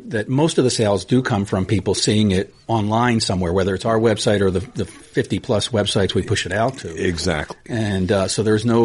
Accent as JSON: {"language": "English", "region": "Tennessee", "country": "United States", "said": "I'm from Tennessee."}